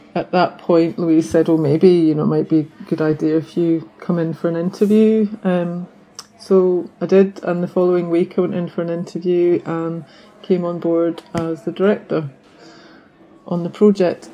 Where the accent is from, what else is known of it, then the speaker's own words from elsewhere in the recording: the Highlands, Scotland, United Kingdom; also born or lived in London; now in Bangor, United Kingdom; I'm originally from the Highlands in Scotland, um, but my parents are from Northern Ireland